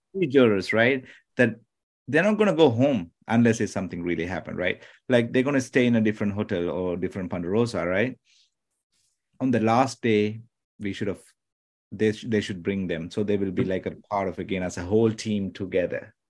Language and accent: English; Sri Lanka; first language Tamil; English is a second language; now in United States; I'm from originally from Sri Lanka, it's an island